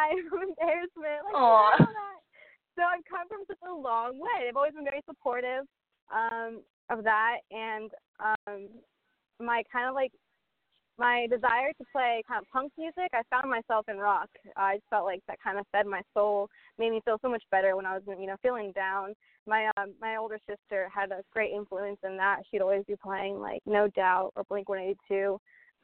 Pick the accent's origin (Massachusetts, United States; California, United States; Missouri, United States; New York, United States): California, United States; Sacramento; moved away; also born or lived in Columbia, South Carolina; I'm from Sacramento, California, but I was in Columbia for a good 8 years before finding the guys.